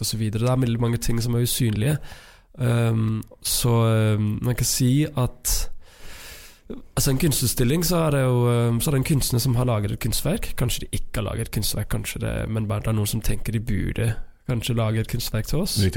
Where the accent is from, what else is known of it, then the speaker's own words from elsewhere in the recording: Denmark; Norwegian is a second language; moved away as an adult; now in Trondheim, Norway; jeg er dansk